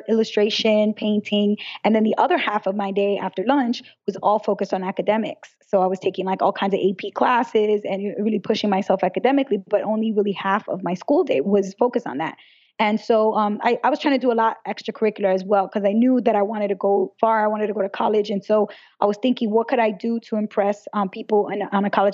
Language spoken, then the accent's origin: English; New York City, New York, United States; I grew up in Brooklyn, New York, in a very big family